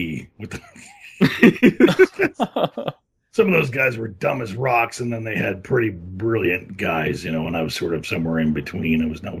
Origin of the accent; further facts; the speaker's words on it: Midwest, United States; I come from the Midwest. We had to drill our own wells